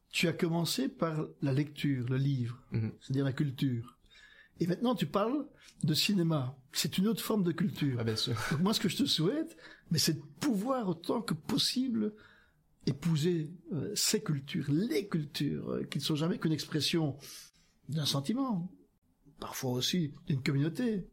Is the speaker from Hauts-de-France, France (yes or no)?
yes; Hauts-de-France, France; Donc, j'espère d'abord que Olivier, qui est un, un, Picard, moi je suis un Picard aussi